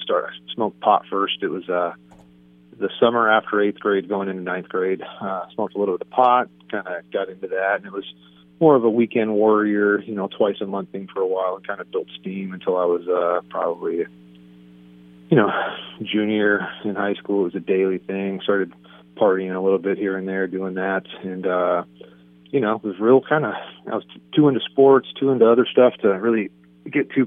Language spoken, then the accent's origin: English; San Diego, California, United States; San Diego. Grew up by the stadium, up in a little part of San Diego called Sierra Mesa.